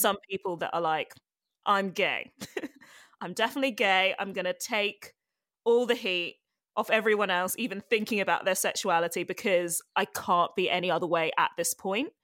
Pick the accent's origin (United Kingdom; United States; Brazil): United Kingdom; London; also born or lived in Ghana; I grew up in, well, I grew up mainly in London. I was born in London, Edgware General Hospital.